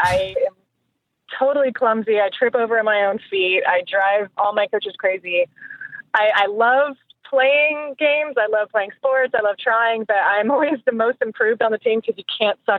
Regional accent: Tacoma, Washington, United States; moved away as an adult; also born or lived in Hawaii; now in Colorado, United States; I lived in Washington from age 7 till 35, and then I moved here to Colorado.

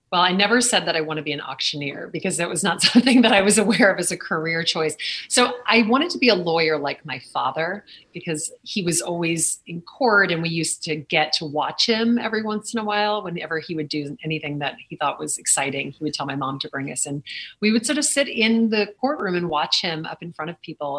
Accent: Lake Charles, Louisiana, United States; now in New York City, United States; growing up in Lake Charles, Louisiana

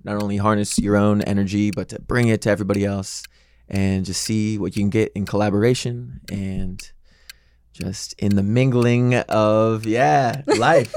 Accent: St. Louis, Missouri, United States; now in Los Angeles, United States; I am from Missouri, from Saint Louis

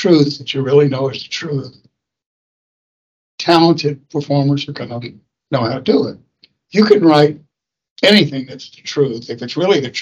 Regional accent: Atlanta, Georgia, United States; moved away; growing up in Atlanta

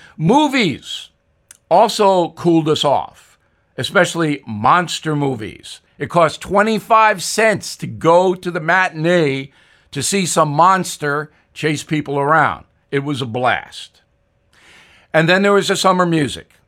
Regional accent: Long Island, New York, United States; Growing up on Long Island

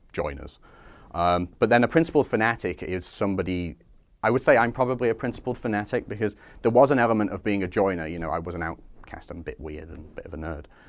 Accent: Skelmersdale, North West England, United Kingdom; Scam, my hometown

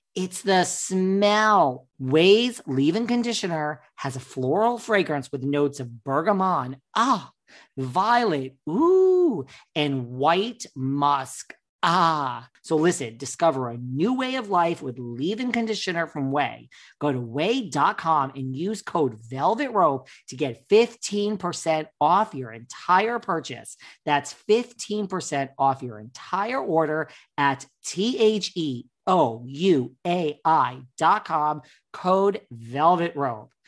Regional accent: New York, United States; I'm such a New Yorker

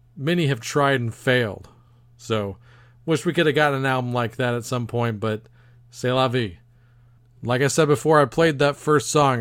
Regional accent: Texas, United States; my home state of Texas

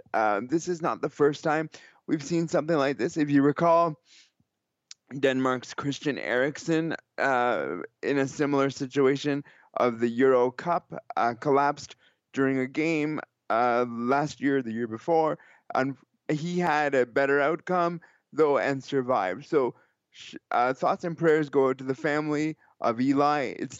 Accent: Kitchener, Ontario, Canada; I'm from Kitchener, Ontario, which is just a stone's throw from here.

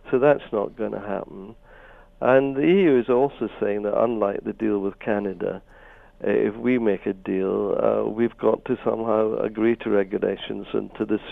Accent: Scotland, United Kingdom; I'm Scottish

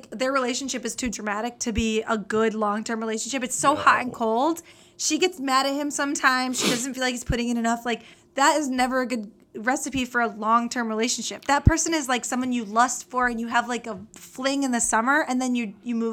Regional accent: Midwest, United States; from the Midwest.

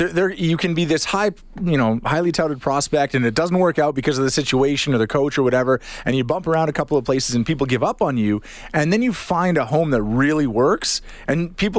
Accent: Calgary, Alberta, Canada; also born or lived in Regina; I'm from Calgary

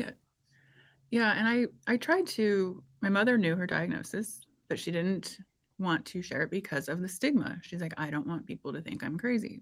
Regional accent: Indiana, United States; I grew up in Indiana

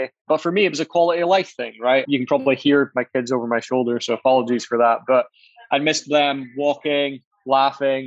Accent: Aberdeen, Scotland, United Kingdom; I'm from Aberdeen, and which is a fairly small city in Scotland in the UK.

